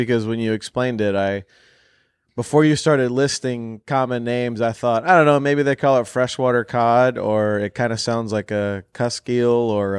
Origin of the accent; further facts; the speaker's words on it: Louisiana, United States; moved away; back in my hometown of Louisiana